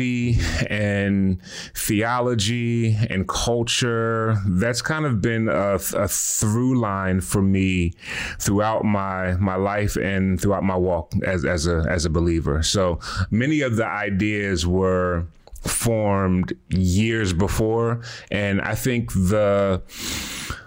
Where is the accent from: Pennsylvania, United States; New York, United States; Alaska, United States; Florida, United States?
Pennsylvania, United States; Philadelphia; born and raised in Philly, did not grow up in a Christian home